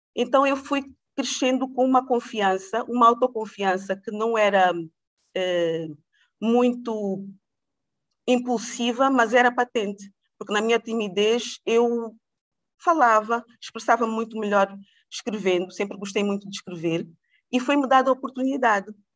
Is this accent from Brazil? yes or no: no; Angola; also born or lived in Portugal / United States; nasci em Portugal, mas fui criada em Angola